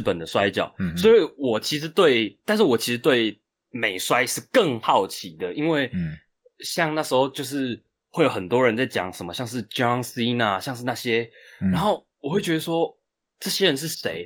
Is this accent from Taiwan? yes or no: yes; Chiayi, Taiwan; moved away as an adult; now in Taipei, Taiwan; 我本身是台湾人台湾人我，嗯。我的父母都是台湾人，我，我在嘉义出生，我其实嘉义出生是从南部出生的，嗯。OK。然后我现在是自己住在台北